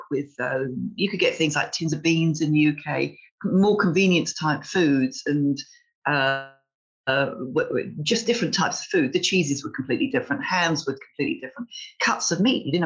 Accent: London, United Kingdom; moved away as an adult; also born or lived in Hartlepool; now in Málaga, Spain; I'm originally from London. I met my husband there

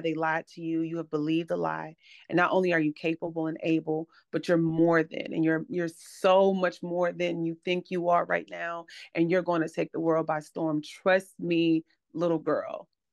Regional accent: Atlanta, Georgia, United States; now in Charlotte, United States; live in Charlotte now, but I'm originally from Atlanta, Georgia.

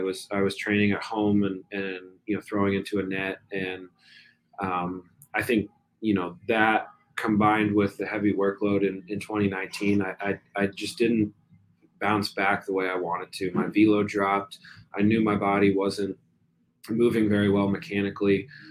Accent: New Jersey, United States; moved away; also born or lived in Virginia; I grew up in New Jersey

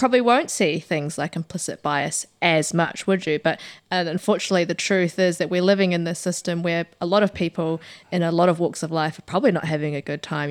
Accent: New Zealand; very proud to be a New Zealander

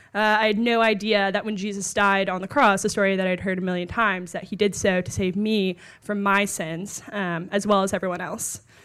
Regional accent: Dallas, Texas, United States; moved away as an adult; now in Washington, D.C., United States; I'm from Dallas, but went to college at Texas A and M

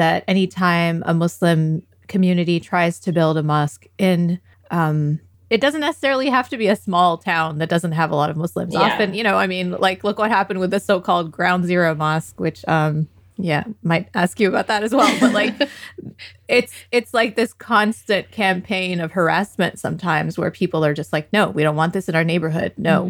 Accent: United States; I feel uncomfortable when I go to a Pakistani masjid, and I'm Pakistani American.

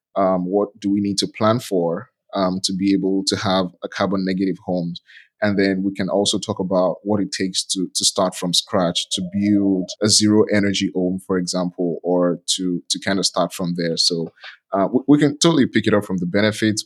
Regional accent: Nigeria; I'm from Nigeria.

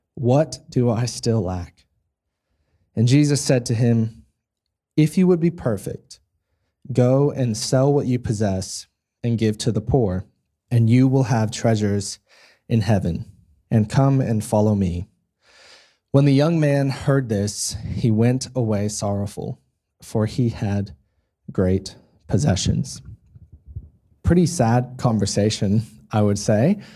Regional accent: United States; now in Australia; I'm an American, um, so born in the States, raised in the States

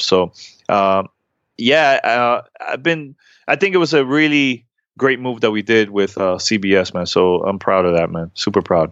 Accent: New York City, New York, United States; now in Miami, United States; I grew up in New York City.

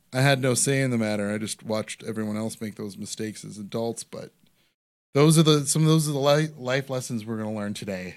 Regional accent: Parma, Ohio, United States; I grew up in Parma

